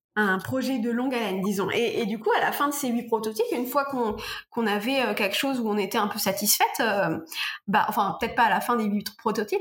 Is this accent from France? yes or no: yes; Normandy, France; Je suis normande